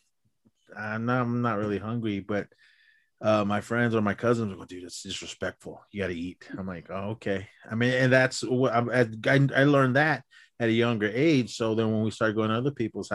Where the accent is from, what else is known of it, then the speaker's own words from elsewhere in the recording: Oakland, California, United States; I grew up in the East Bay. Then they go, where are you from? I always go through all that whole thing. I'm from Oakland, but my family's from Arizona